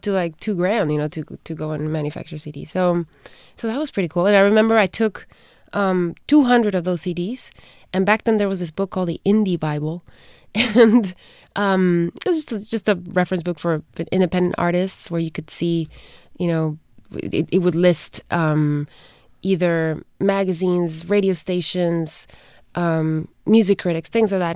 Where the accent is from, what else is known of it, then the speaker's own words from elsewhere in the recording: Guatemala; moved away; I was born in Guatemala, raised there